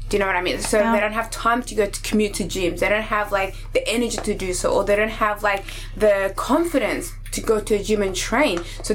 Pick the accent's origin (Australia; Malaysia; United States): Australia; also born or lived in Somalia; now in United Kingdom; So I was born in Somalia, raised in Australia, currently living in the UK.